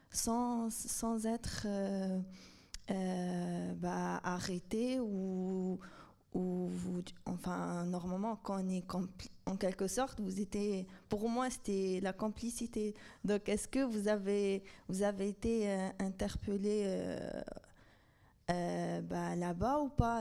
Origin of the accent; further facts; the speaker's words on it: Algeria; je suis algérienne